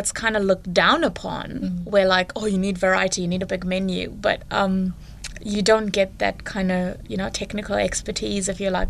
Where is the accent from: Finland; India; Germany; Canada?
India; I grew up in India